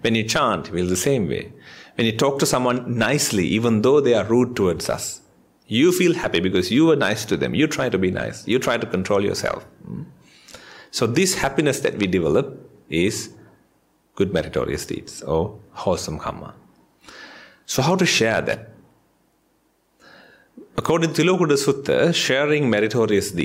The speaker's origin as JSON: {"language": "English", "country": "Sri Lanka", "moved": "yes", "lives_now": "Australia", "said": "I'm from Sri Lanka."}